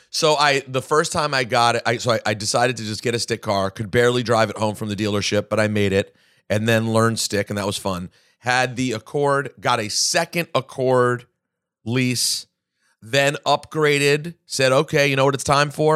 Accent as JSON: {"language": "English", "region": "Maryland", "country": "United States", "tie": "born or raised there", "moved": "yes", "said": "my hometown"}